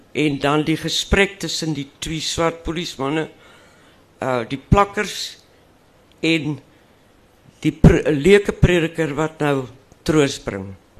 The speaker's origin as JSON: {"language": "Afrikaans", "region": "Western Cape", "country": "South Africa", "tie": "born or raised there", "first_language": "Afrikaans", "said": "ek het nou natuurlik in die Kaap groot geword"}